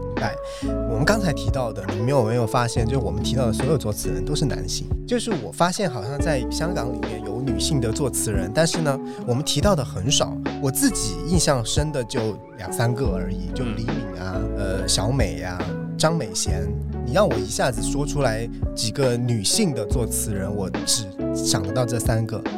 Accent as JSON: {"language": "Chinese", "country": "China", "said": "我们这种内陆人"}